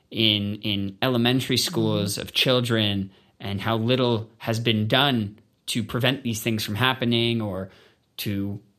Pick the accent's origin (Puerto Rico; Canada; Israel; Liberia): Canada; And so being Canadian uh, taught me how to feel a part of something bigger.